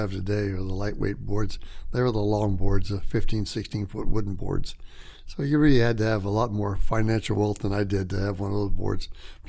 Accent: Honolulu, Hawaii, United States; now in Tacoma, United States; I was born in Honolulu. So I spent a lot of time in the water and the islands.

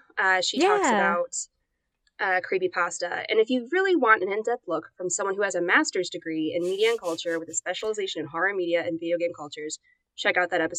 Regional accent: United States; I'm American, I can speak any language.

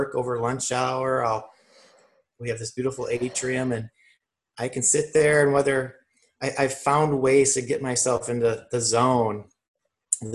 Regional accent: Midwest, United States; growing up in the Midwest, I had a workaholic dad.

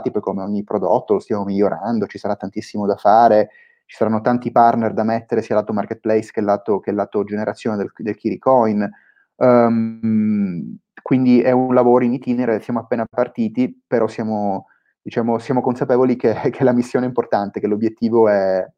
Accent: Palermo, Sicily, Italy; moved away as an adult; io sono nato a Palermo 28, 28 anni fa, quindi ancora, diciamo, ancora, mi tengo nella fascia dei giovani per, per, per, per qualche anno. Um, ho fatto studi, studi, classici, poi a 18 anni eh, mi sono trasferito a Milano

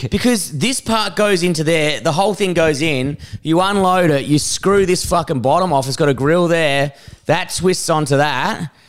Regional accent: England, United Kingdom; We're English

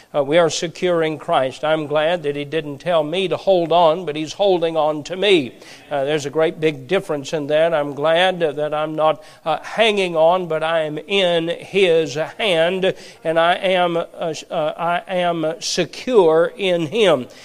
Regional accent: Perry County, Appalachia, Kentucky, United States; My wife and I both grew up in Appalachia. She grew up in Knott County. I grew up in Perry County

